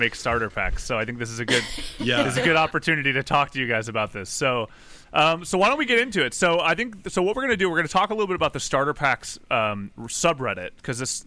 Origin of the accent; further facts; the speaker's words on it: West Virginia, United States; I'm from West Virginia and I'm from Appalachia